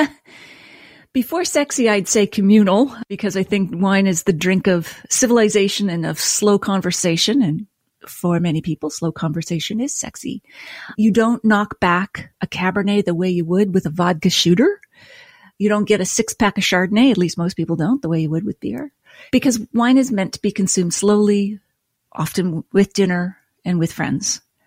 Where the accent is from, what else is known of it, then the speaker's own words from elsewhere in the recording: Nova Scotia, Canada; moved away; also born or lived in Toronto; I grew up in Nova Scotia with a beer and whiskey loving family